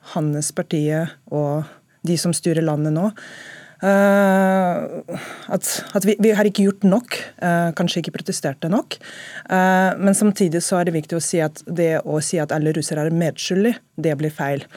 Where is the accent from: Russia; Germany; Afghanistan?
Russia; now in Norway